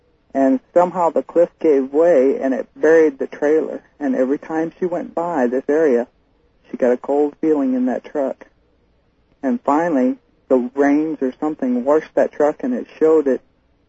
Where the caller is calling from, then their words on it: Fairbanks, Alaska, United States; Fairbanks, Alaska. Listen to KFAR.